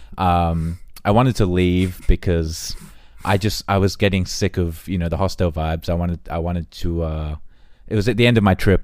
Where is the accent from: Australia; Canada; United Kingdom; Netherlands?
Australia; moved away; we're from Australia